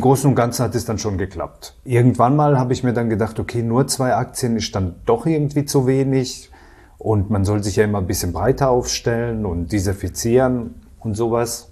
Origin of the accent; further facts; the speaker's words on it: Karlsruhe, Baden-Württemberg, Germany; Ich komme aus dem Badischen, also Raum Karlsruhe, da komme ich her.